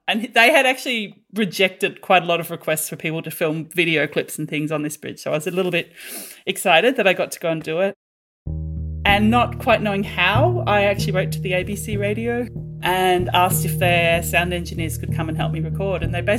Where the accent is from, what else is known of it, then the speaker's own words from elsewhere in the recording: Australia; moved away; I'm originally from Australia